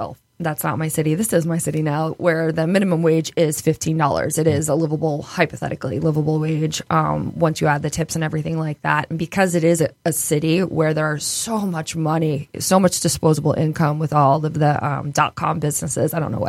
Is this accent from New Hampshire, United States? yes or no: no; California, United States; also born or lived in East Bay, United States; So where I come from, I'm from the Bay Area for everyone. I lived in the East Bay. I watched the East Bay grow, Oakland and Berkeley.